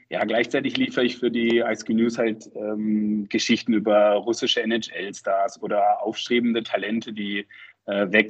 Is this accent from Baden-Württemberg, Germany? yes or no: yes; Freiburg, Baden-Württemberg, Germany; Und ich bin in Freiburg aufgewachsen und ähm, mein erstes Spiel habe ich Ende der 80er gesehen und in den 90ern war ich dann regelmäßig im Stadion.